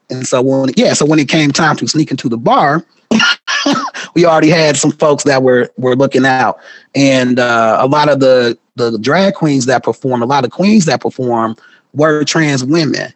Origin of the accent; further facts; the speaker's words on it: Milwaukee, Wisconsin, United States; moved away as an adult; also born or lived in Madison, Wisconsin; now in Seattle, United States; I'm from Milwaukee, born and raised